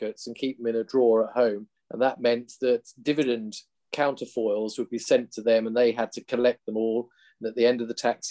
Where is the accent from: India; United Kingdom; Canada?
United Kingdom; southernmost Lincolnshire, East Midlands; moved away; As you can tell from my accent, I'm not a Yorkshireman, so I come from the southernmost reaches of Lincolnshire